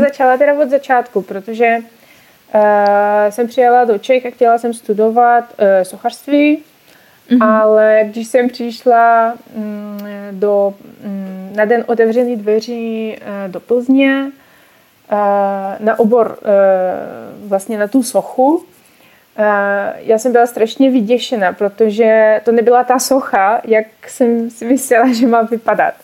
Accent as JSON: {"language": "Czech", "region": "Urals", "country": "Russia", "second_language": "Czech", "moved": "yes", "lives_now": "Czech Republic", "said": "Já jsem z Ruska, ale bydlím tady už přes 10 let"}